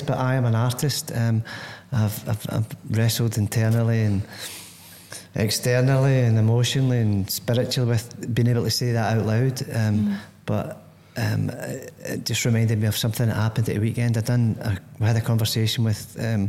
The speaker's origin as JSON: {"language": "English", "town": "Greenock", "region": "Scotland", "country": "United Kingdom", "tie": "born or raised there", "moved": "as an adult", "lives_now": "Corby, United Kingdom", "said": "I come from Greenock, which isn't here. Mm-hmm. You know, it's 400 miles away in the west coast of Scotland"}